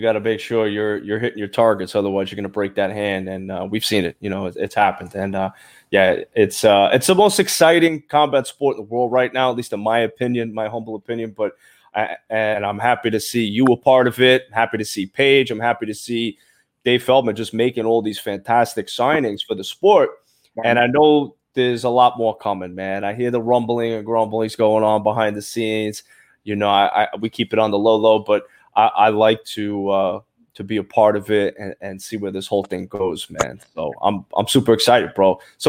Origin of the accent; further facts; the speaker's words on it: Brooklyn, New York, United States; now in Florida, United States; I was coming from Brooklyn, New York, bro. Cold weather, you know, girls are wearing jackets at least, you know, 5-6 months out of the year. You come down to Florida, everybody's in a bikini.